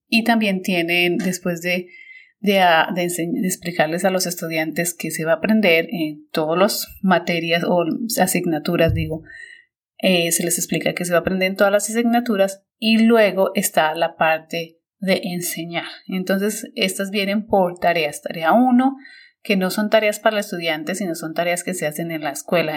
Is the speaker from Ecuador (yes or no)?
no; Colombia; moved away as an adult; also born or lived in United States; now in China; cuando yo salí de Colombia